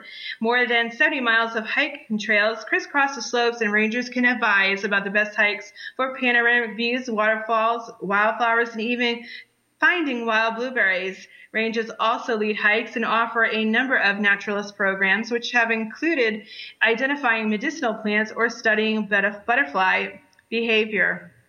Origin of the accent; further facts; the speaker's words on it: Rhode Island, United States; So now we are going to go to my home state, which is where I'm from, and I'm so proud to say that I am from Rhode Island.